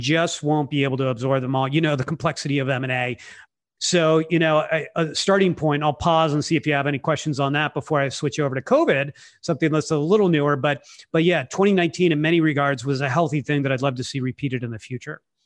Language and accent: English; California, United States; I'm from California